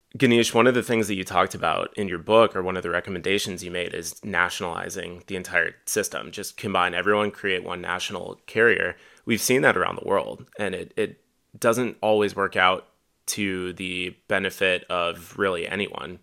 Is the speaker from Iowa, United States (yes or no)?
yes; Dubuque, Iowa, United States; I grew up in Dubuque